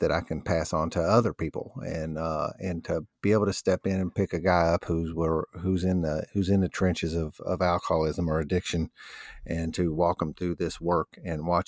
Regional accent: New Albany, Indiana, United States; I was born in New Albany, Indiana, which is basically a suburb of Louisville, Kentucky

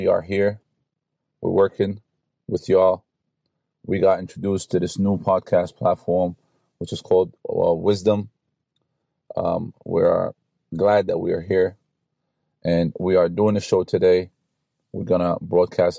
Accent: New York City, New York, United States; I grew up in New York City, Brooklyn, so we had to take the bus or the train to go to school

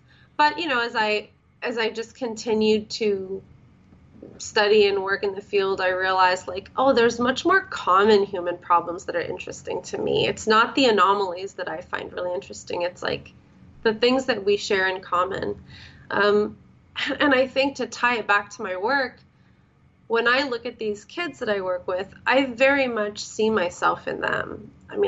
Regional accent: Canada; also born or lived in Florida, United States / California, United States; So I grew up in Canada and then Florida, California. I've grown up kind of all over the place.

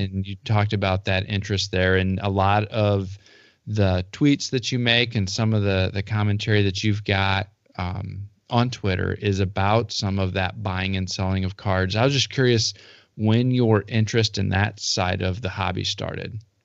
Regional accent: Central Illinois, United States; growing up in Central Illinois

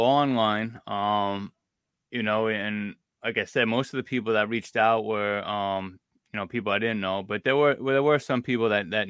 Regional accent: Long Island, New York, United States; because I'm from Long Island, I love Long Island, you know, God willing, I'll probably, you know, spend the rest of my life here.

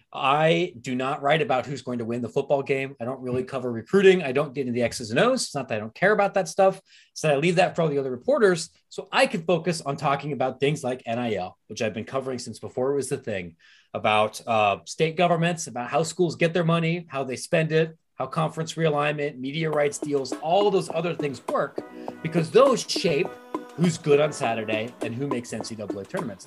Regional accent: Pataskala, Ohio, United States; moved away as an adult; also born or lived in Reynoldsburg, Ohio / Granville, Ohio / Arizona; I'm from Licking County. All right, I, wow. I, I was born in Reynoldsburg, lived in Pataskala, went to Granville High School, graduated from Ohio State

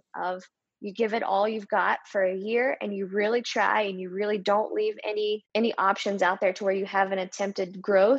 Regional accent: West Virginia, United States; moved away as an adult; now in Charlotte, United States; We're both from West Virginia

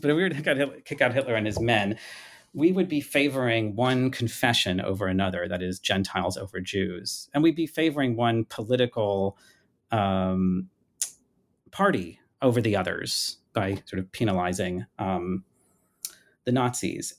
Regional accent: United States; as an American growing up

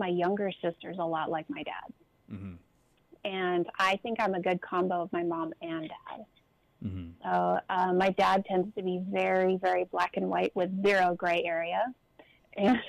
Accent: Southern California, United States; I grew up in Southern California

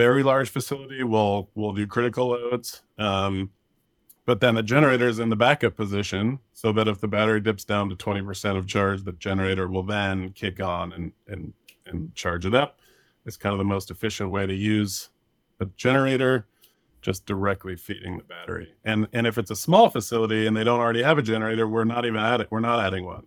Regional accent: Thomas Fire area, California, United States; we were evacuated from a big fire in my hometown, the Thomas Fire, in twenty seventeen in December.

